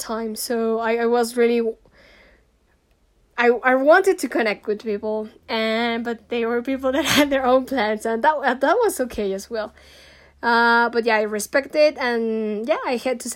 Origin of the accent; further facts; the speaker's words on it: Mexico; also born or lived in Ireland; I'm Mexican, I'm from Latin America